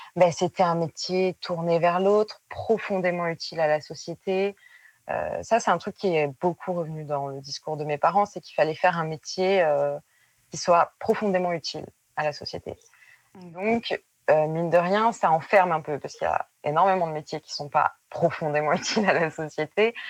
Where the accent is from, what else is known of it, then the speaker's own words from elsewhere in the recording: Périgueux, Nouvelle-Aquitaine, France; moved away as an adult; now in Bordeaux, France; je viens de Périgueux et j'habite à Bordeaux depuis 7-8 euh, ans